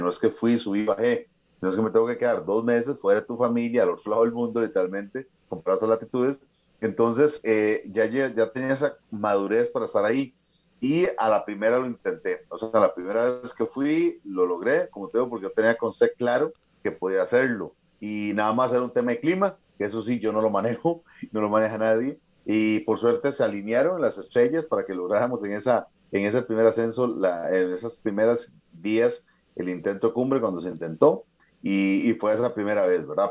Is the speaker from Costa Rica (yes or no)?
yes; Costa Rica; soy el único costarricense